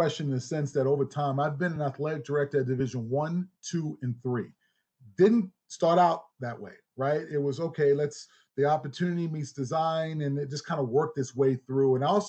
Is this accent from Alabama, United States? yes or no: yes; Gadsden, Alabama, United States; also born or lived in Birmingham, Alabama; Well, my people are from the great state of Alabama. You know, I'm from Gadsden and Birmingham, Alabama, where it all started.